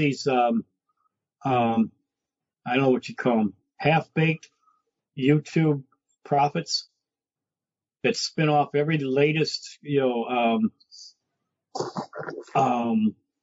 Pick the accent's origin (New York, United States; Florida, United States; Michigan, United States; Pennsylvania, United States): Michigan, United States; Detroit; I grew up in Brightmoor